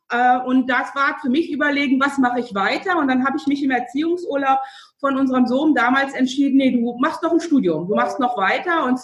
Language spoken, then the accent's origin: German; Lower Saxony, Germany; Also ich bin aus dem Landkreis Lüchow-Dannenberg, da bin ich groß geworden, aufgewachsen und bin dann für die Ausbildung in das südliche Niedersachsen gegangen